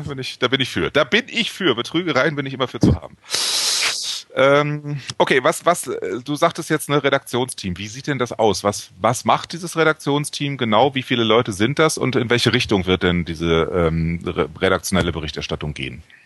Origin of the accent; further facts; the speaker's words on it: Hamburg, Germany; ich komme aus Hamburg